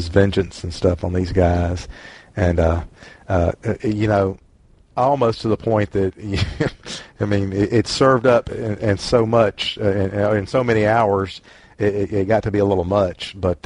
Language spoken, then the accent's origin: English; the South, United States; accent: Southern; my Southern accent